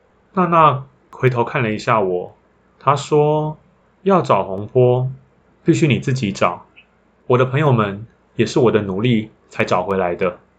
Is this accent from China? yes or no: no; Taiwan; 如果要成为我的故乡，常住在那里，那我还是会选择台湾